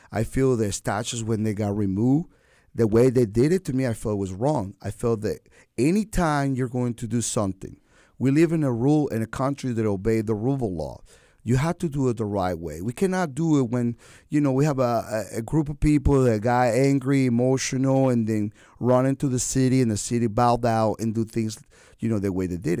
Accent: Venezuela; moved away as an adult; now in Wilmington, United States; I am an American citizen by choice, Venezuelan

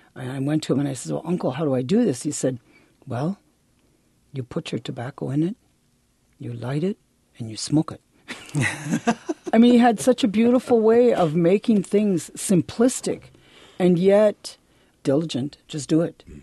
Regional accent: Milwaukee, Wisconsin, United States; also born or lived in Bad River, Wisconsin / Michigan; I was born there, but I was raised in Milwaukee primarily, and then back and forth between Milwaukee and a little bitty village in Michigan.

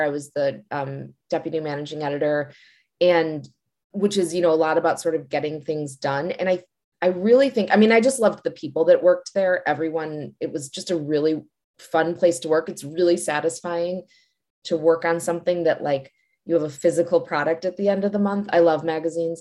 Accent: Glencoe, Illinois, United States; now in Washington, D.C., United States; I actually grew up in Glencoe, which is right nearby

